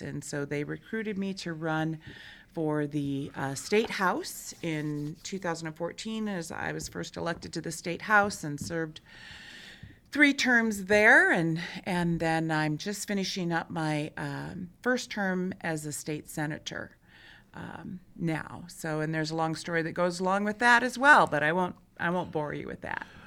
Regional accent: Michigan, United States; moved away as an adult; now in Montana, United States; I'm originally from Michigan, I came to Montana in nineteen ninety-one on a working vacation

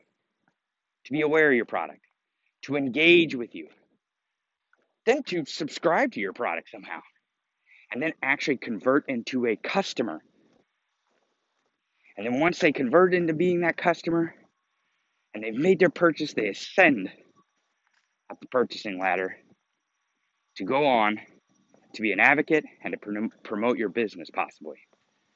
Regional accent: Missouri, United States; I grew up in Missouri

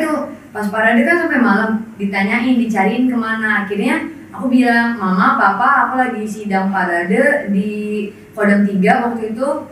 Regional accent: Karawang, West Java, Indonesia; saya asal dari Karawang Jawa Barat

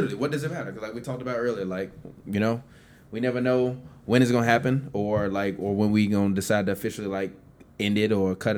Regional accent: Chicago, Illinois, United States; we two motherfuckers from the south side of Chicago, near goddamn 90th and Racine

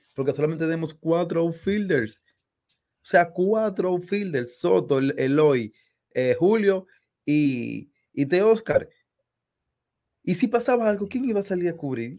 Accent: Dominican Republic

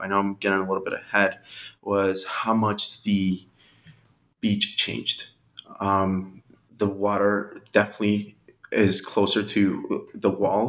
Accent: Colombia; now in Revere, United States; We came in 99 and we're originally from Colombia. And that was the first place where we were living at. It was Revere.

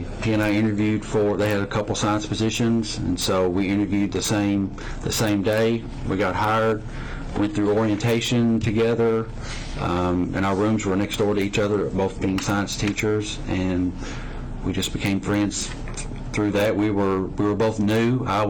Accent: United States; now in Russell County, United States; I'm originally from Taylor County

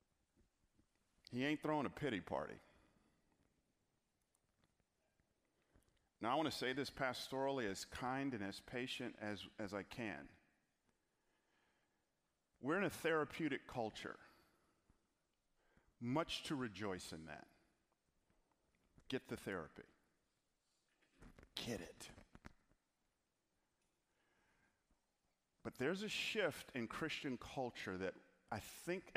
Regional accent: Atlanta, Georgia, United States; moved away; also born or lived in Memphis; I'm from Atlanta

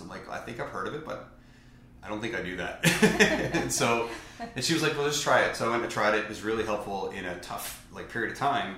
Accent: Newfoundland and Labrador, Canada; I'm from Newfoundland.

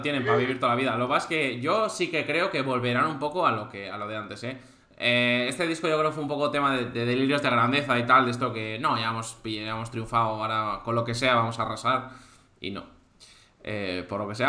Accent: Cantabria, Spain; now in Valencia, Spain; yo mismo, que soy cántabro

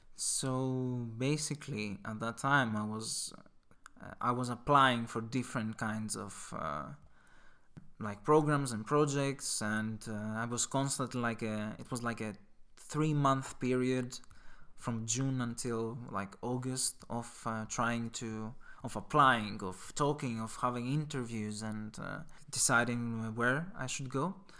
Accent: Greece; moved away; I'm from Greece

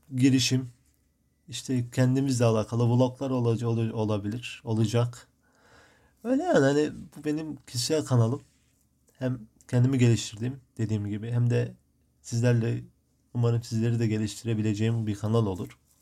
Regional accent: Midyat, Mardin, Turkey; now in Marmaris, Turkey; Mardin Midyat, Mardin'in Midyat ilçesinde doğdum. Şu an Muğla'nın Marmaris ilçesinde, e, yaşıyorum.

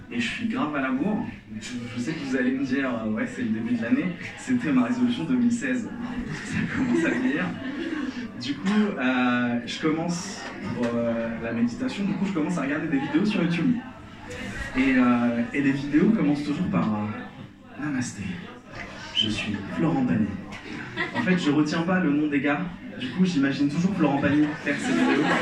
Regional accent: Algeria; Moi, je suis algérien, et euh, quand je dis que je suis algérien, la première question qu'on me pose, c'est

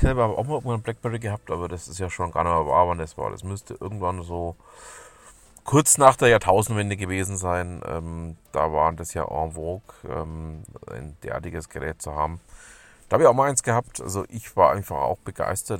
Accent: Germany; bei uns in Deutschland

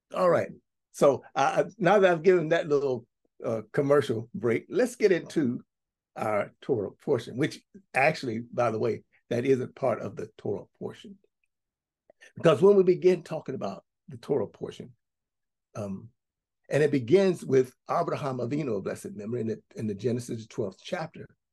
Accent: United States; we grew up for us in the United States of America. We grew up here

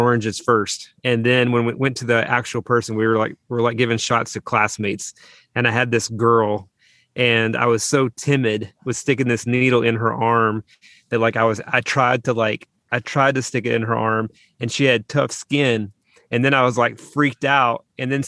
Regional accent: West Tennessee, United States; moved away as an adult; also born or lived in Northern California / Nashville; I grew up in West Tennessee, so I was 2 hours outside

